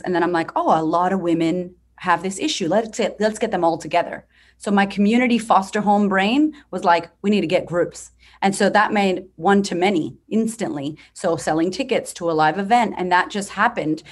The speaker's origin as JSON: {"language": "English", "country": "United States", "moved": "as an adult", "lives_now": "Australia", "said": "I'm from America"}